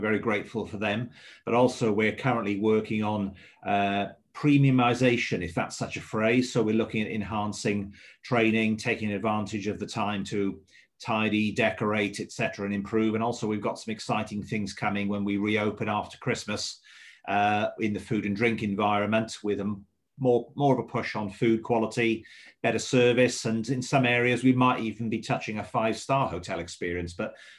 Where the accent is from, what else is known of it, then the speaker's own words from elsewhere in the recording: Swansea, Wales, United Kingdom; now in England; Originally, I'm from Swansea. That's my hometown. But I've lived across the bridge, as we call it, where I come from, since 1984.